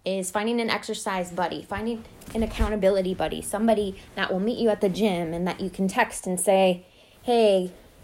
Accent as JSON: {"language": "English", "region": "Ohio", "country": "United States", "moved": "yes", "lives_now": "North Carolina, United States", "said": "I'm from Ohio"}